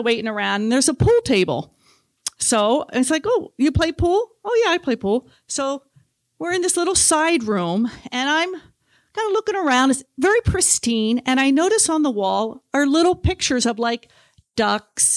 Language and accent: English; New Jersey, United States; now in Talkeetna, United States